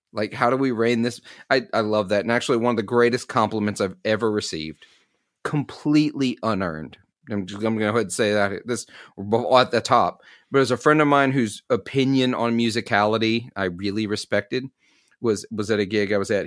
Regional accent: Clarksdale, Mississippi, United States; I'm from Clarksdale, Mississippi, so, like, blues mecca

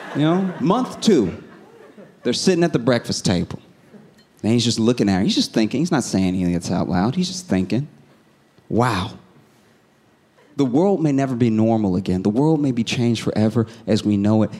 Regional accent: the South, United States; I was raised in the South

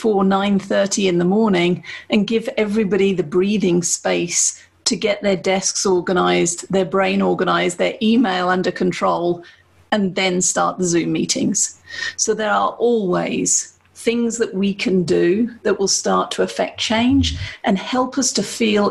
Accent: United Kingdom; I'm British

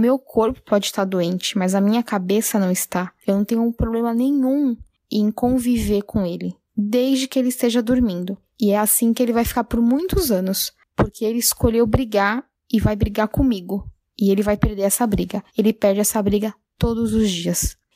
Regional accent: São Paulo, Brazil; eu tenho 30 anos, eu sou de São Paulo

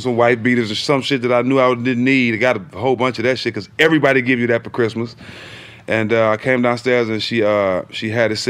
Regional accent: Port Arthur, Texas, United States; Growing up in Port Arthur, Texas, you know, it was a must where I hung out and I grew up in the hood

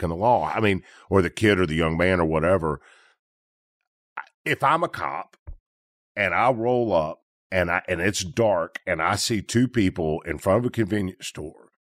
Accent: Memphis, Tennessee, United States; I'm from Memphis

